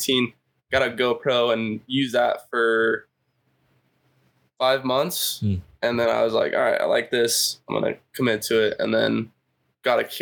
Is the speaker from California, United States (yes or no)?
yes; California, United States; also born or lived in Idaho; Born in Idaho, lived there until like third grade. My dad's job moved us out to California.